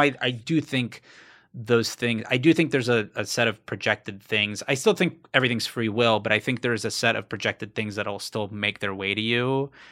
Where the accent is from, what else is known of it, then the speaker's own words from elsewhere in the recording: South Florida, United States; moved away; I'm originally from South Florida.